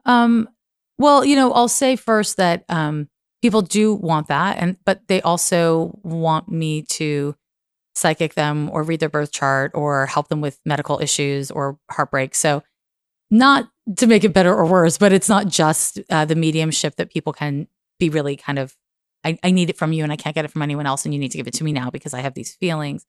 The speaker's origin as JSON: {"language": "English", "town": "Montreal", "region": "Quebec", "country": "Canada", "said": "I'm from Montreal"}